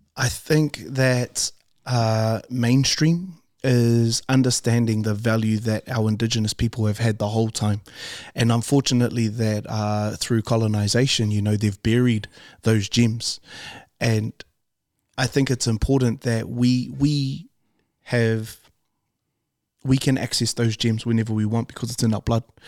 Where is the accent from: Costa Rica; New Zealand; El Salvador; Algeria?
New Zealand; Auckland; we grew up in Calston, which is for West Auckland